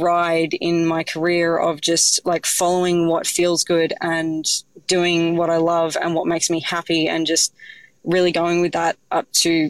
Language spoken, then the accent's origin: English; Sydney, New South Wales, Australia; I grew up in Sydney, and my mum from like a really young age saw that I had like a real love for cooking.